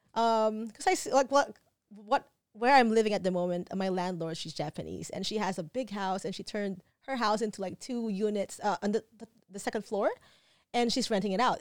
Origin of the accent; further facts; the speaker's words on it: Philippines; moved away as an adult; now in Phuket, Thailand; growing up, I was born in Philippines, and then we would come for visits in Thailand